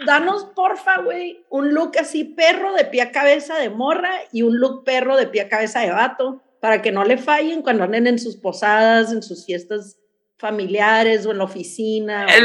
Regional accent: Mexicali, Baja California, Mexico; now in San Diego, United States; Yo vivo en San Diego, las dos vivimos en San Diego, pero somos de Mexicali.

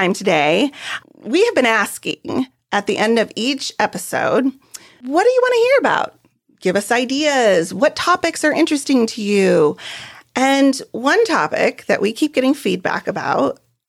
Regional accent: San Diego, California, United States; we both grew up in East County

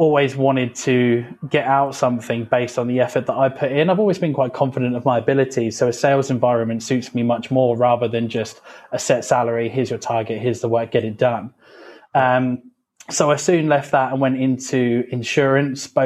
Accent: Felixstowe, East of England, United Kingdom; I was born in Suffolk, have never left Suffolk at all. I don't travel, I don't do anything. I've was born here and have remained here

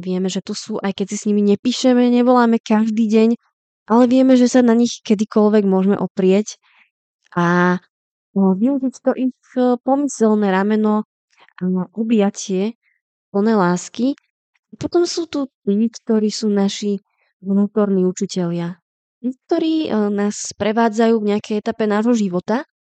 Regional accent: Slovakia; now in Czech Republic; u nás na Slovensku

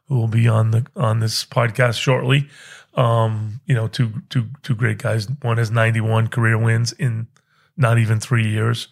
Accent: New England, United States; moved away as an adult; also born or lived in Pennsylvania; I grew up in New England

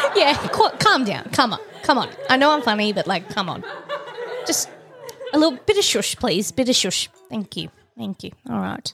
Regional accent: Tasmania, Australia; I'm from Tassie

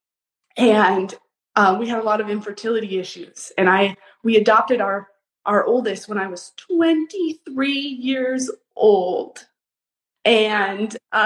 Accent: Boise, Idaho, United States; I grew up in Boise, Idaho

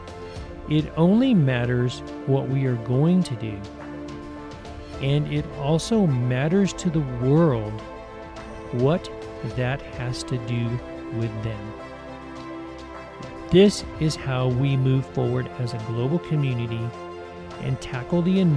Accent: Tennessee, United States; moved away; also born or lived in St. Kitts; when I was growing up in Tennessee

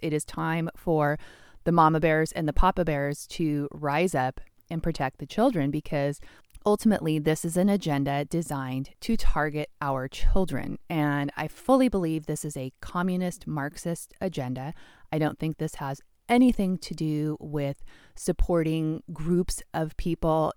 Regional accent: Washington, United States; my home state of Washington

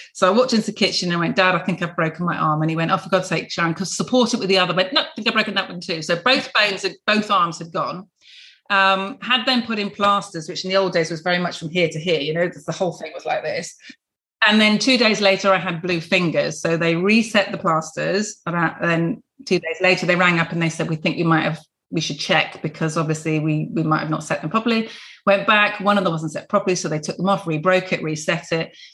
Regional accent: Plymouth, South West England, United Kingdom; I was born in Devonport, so a real dockyard girl. Dad was in the navy, couldn't be more Plymouthian

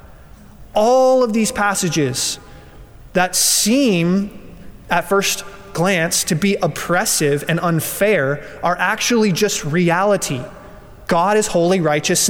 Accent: Colorado, United States; I'm from Colorado

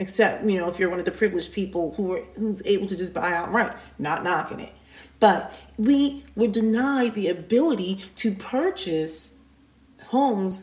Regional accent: United States; We, as an American society, African Americans

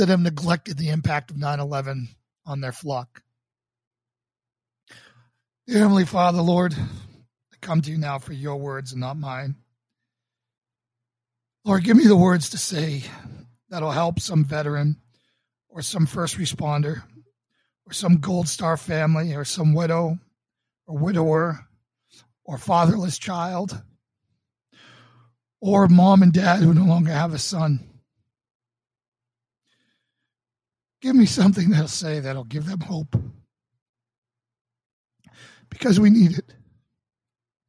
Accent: Boston, Massachusetts, United States; also born or lived in New York; as a Boston police officer in my hometown.

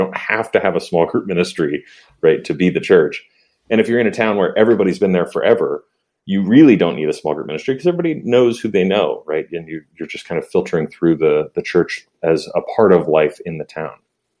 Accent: California, United States; born there; But I was born in a small farm town in the middle of the kind of agricultural region in California. And then we moved to LA and New York and anyway, and on and on.

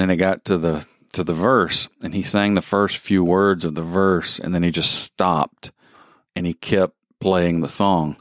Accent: the South, United States; moved away; I grew up in the South

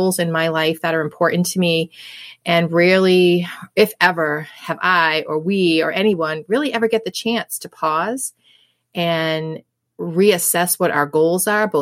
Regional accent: New England, United States; I'm born and raised in New England. I've been here my whole life.

